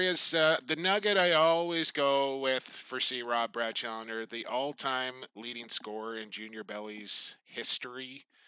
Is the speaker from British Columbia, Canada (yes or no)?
yes; Coquitlam, British Columbia, Canada; Coquitlam, my hometown